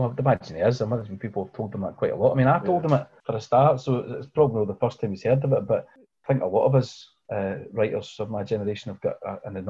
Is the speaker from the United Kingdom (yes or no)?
yes; Scotland, United Kingdom; As a Scot and as somebody who grew up working class, I'd never read a book that even remotely resembled the life that I saw outside the window on the scheme where I grew up.